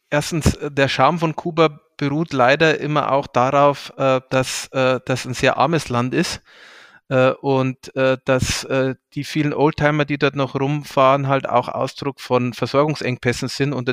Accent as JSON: {"language": "German", "town": "Deggendorf", "region": "Bavaria", "country": "Germany", "tie": "born or raised there", "said": "auch in meiner Heimatstadt äh, Deckendorf mich der örtlichen Amnesty International Gruppe angeschlossen."}